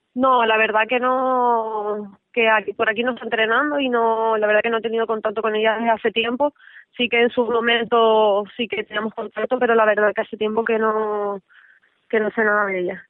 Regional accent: Tenerife, Canary Islands, Spain; also born or lived in León

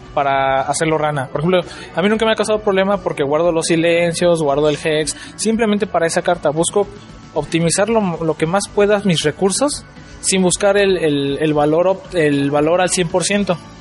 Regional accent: Toluca, State of Mexico, Mexico; allá donde yo vivo, yo soy de Toluca

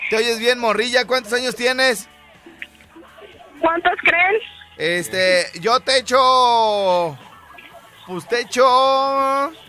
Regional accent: Jiquilpan, Michoacán, Mexico; Soy de Jiquilpan. De Jiquilpan

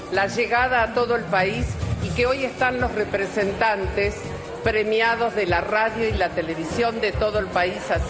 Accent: Río Negro, Argentina; mi provincia de Río Negro.

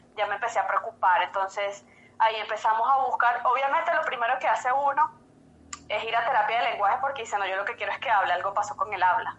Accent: Caracas, Capital District, Venezuela; moved away as an adult; now in Quito, Ecuador; soy venezolana, yo soy de Caracas

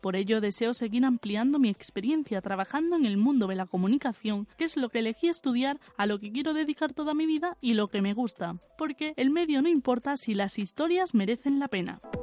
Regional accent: Seville, Andalusia, Spain; moved away as an adult; now in Madrid, Spain; Como ya habrán notado por mi acento, soy de Sevilla.

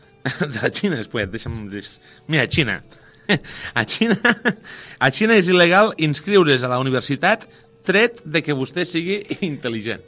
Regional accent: Lleida, Catalonia, Spain; jo sóc de Lleida

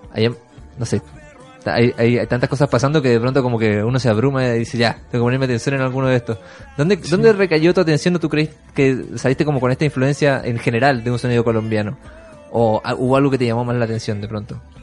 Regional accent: Iquique, Tarapacá, Chile; now in Santiago, Chile; Yo soy de Quique y, en, y yo he hecho, hasta el día de hoy, yo me vine hace ya 15 años para acá

